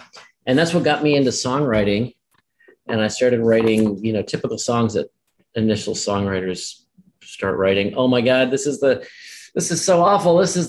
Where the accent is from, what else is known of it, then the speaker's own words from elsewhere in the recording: New Jersey, United States; I was. Both my parents were foreigners. My mom was a small town doctor from Brazil and my dad was Austrian.